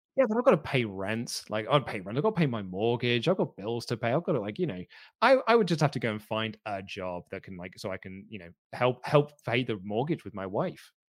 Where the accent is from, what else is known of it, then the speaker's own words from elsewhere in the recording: United Kingdom; I'm British